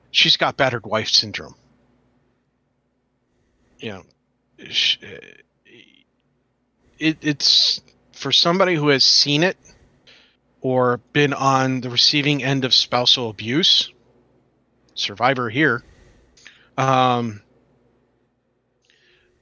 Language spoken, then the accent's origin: English; New York, United States; I grew up in New York.